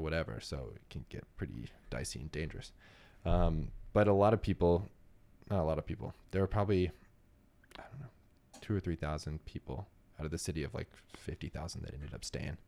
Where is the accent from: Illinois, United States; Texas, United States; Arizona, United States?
Texas, United States; New Braunfels; moved away; also born or lived in Savannah / Miami / Detroit; I grew up in Texas, so we don't have a lot of hurricanes that come through. I'm in Central Texas